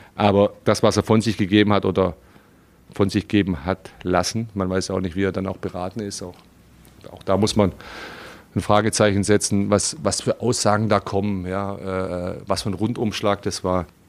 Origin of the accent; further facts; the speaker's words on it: Stuttgart, Baden-Württemberg, Germany; also born or lived in Slovenia; now in Berlin, Germany; ich bin Stuttgarter, ja, und da bin ich groß geworden